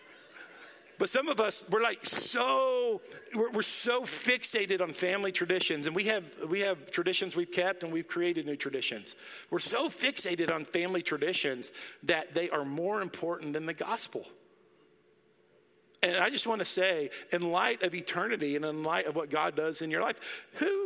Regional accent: Dallas, Texas, United States; moved away; I grew up in Dallas, and I love Dallas.

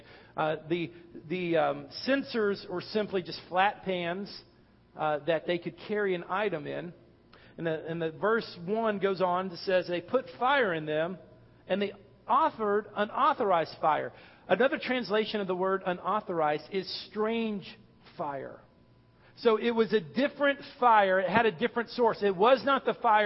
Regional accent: North Texas, United States; I'm from Texas, North Texas, which is plains, very little hills

